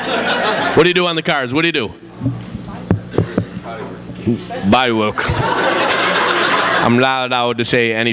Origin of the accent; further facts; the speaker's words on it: New York, United States; I'm from New York